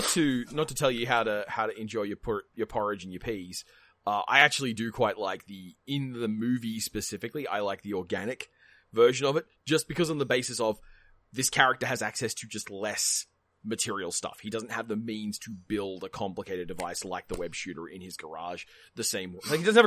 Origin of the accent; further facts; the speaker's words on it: Australia; Look, maybe I have different expectations of spiders. I'm Australian.